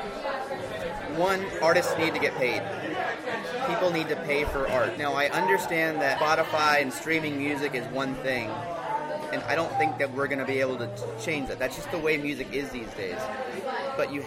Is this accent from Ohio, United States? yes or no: no; Houston, Texas, United States; I'm from Houston.